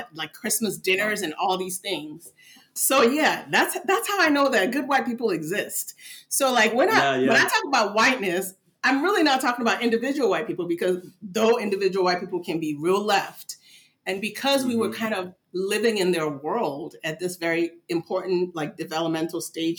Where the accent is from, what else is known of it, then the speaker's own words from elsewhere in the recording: Midwest, United States; also born or lived in Nigeria; So I was born in the States and then we moved to Nigeria when I was about 2 years old. And then 8-9 years later, we moved back to the US, to Midwestern USA, which was very interesting.